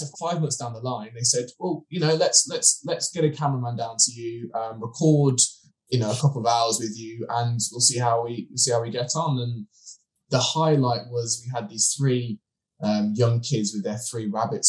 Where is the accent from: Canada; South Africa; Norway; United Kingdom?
United Kingdom; Birmingham, West Midlands; I was born and raised in Birmingham.